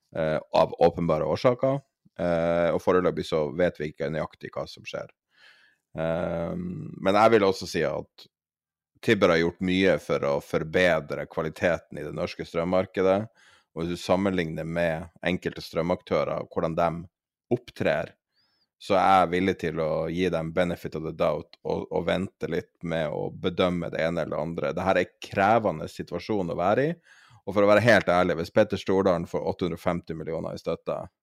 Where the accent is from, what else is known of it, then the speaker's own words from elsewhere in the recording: Norway; som nordmann